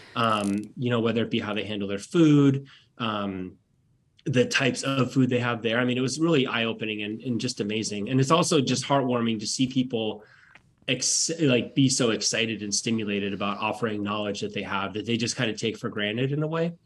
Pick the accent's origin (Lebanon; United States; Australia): United States; Petersburg, Alaska; moved away as an adult; also born or lived in Nome, Alaska / New Orleans / Durham, North Carolina / Anchorage, Alaska; now in North Carolina, United States; I was born and raised in Petersburg. Well, I was born in Petersburg, and I lived in Nome for a year in the second grade